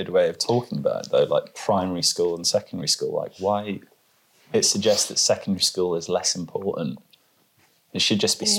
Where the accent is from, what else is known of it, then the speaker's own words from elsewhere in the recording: England, United Kingdom; No, because I'm from England.